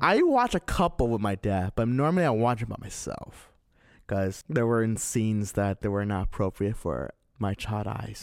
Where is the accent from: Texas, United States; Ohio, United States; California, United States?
California, United States; Azusa; moved away; 'cause I used to live in Azusa, and there was always this video store in my hometown